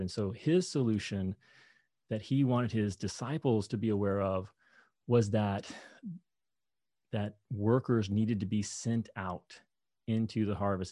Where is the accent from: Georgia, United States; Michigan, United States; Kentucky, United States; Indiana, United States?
Kentucky, United States; moved away; I grew up in Kentucky